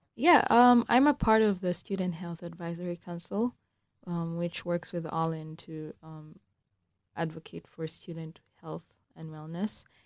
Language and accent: English; Uganda; moved away; I'm from Uganda